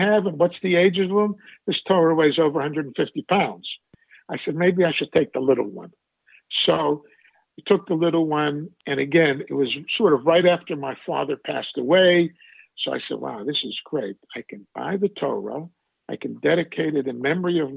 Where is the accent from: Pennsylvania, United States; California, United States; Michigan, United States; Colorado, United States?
Pennsylvania, United States; Pittsburgh; growing up in Pittsburgh and growing up when I did